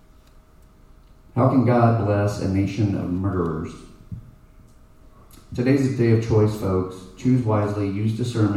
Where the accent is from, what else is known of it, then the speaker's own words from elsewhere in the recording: Plano, Texas, United States; also born or lived in Dallas; I was born in Dallas. I was raised in Plano